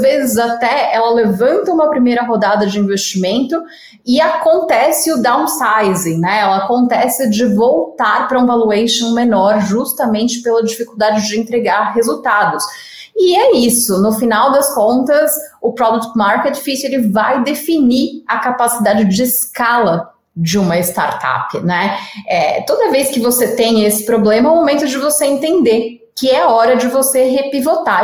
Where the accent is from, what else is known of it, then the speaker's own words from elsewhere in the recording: São Paulo, Brazil; accent: paulista; apesar de não ser mineira, eu sou a paulista aqui, é, o sotaque já não nega, né?